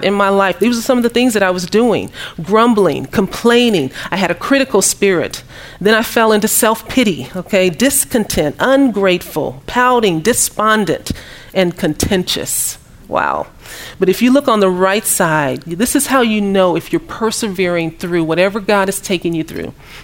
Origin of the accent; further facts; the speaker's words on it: Kansas City, Missouri, United States; moved away as an adult; also born or lived in Dallas, Texas; I'm from Kansas City, Missouri.